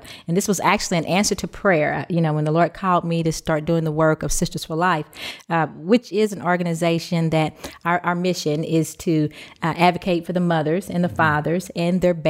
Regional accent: Louisville, Kentucky, United States; I'm from Louisville, Kentucky

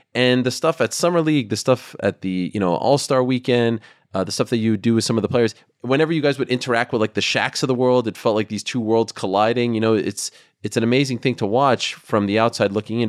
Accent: Canada; growing up in Canada

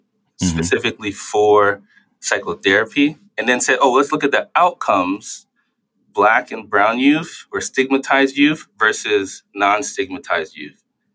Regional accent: New York City, New York, United States; now in Boston, United States; when I grew up in New York City

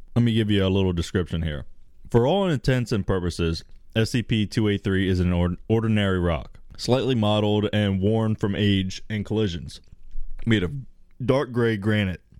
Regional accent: United States; I'm American

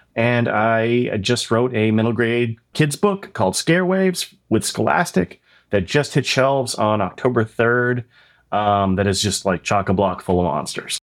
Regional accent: Oshawa, Ontario, Canada; when I grew up in Oshawa.

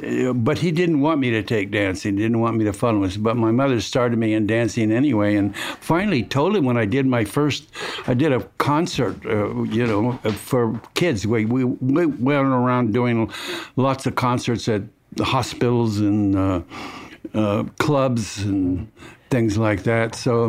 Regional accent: Los Angeles, California, United States; born there; I was born in Los Angeles, California, and at an early age.

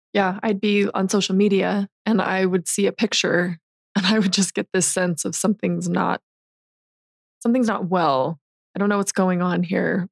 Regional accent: St. George, Utah, United States; I'm from St. George

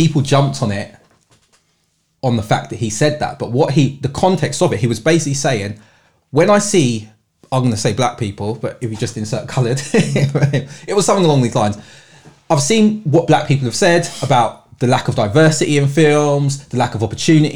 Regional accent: London, United Kingdom; I've born and bred in London

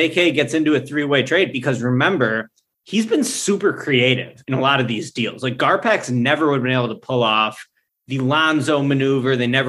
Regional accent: Southwest suburbs of Chicago, Illinois, United States; he's basically from my part of the world in the Southwest suburbs.

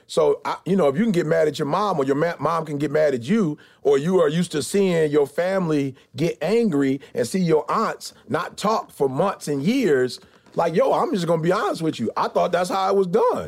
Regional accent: Detroit, Michigan, United States; I grew up in Motown

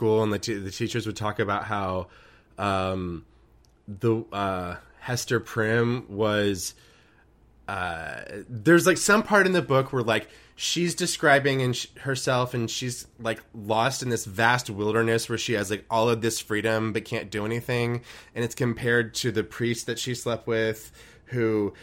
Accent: Texas, United States; I'm from Texas, more or less. And my parents moved from Houston to the middle of, like, nowhere

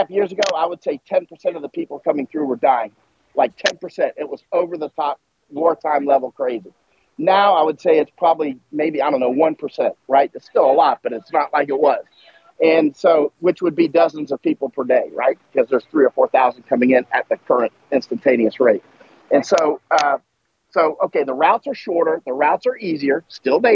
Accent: United States; moved away as an adult; also born or lived in Germany / Poland; I'm American, grew up in the United States.

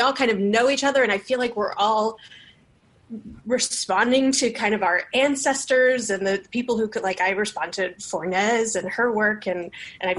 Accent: Miami, Florida, United States; Miami as my home because I was born and raised there.

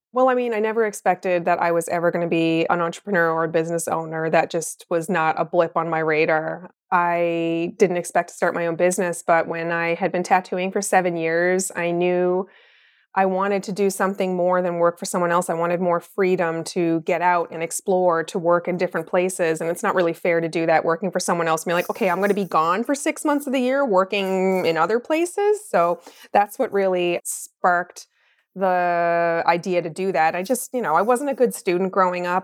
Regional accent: Mount Pearl, Newfoundland and Labrador, Canada; moved away as an adult; also born or lived in Halifax, Nova Scotia; now in Truro, Canada; I grew up in Mount Pearl, Newfoundland, and I lived there most of my life.

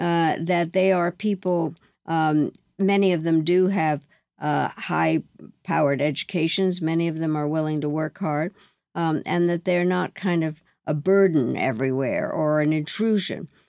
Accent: United States; I am mortified as an American

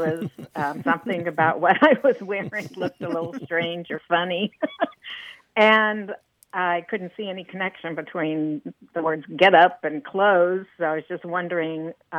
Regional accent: Illinois, United States; now in Grapevine, United States; Well, I grew up in the Midwest, mostly Illinois

